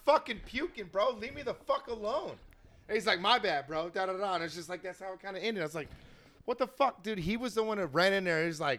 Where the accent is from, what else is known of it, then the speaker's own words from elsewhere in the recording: California, United States; also born or lived in Bay Area, California; I was born in the Bay Area, but I grew up here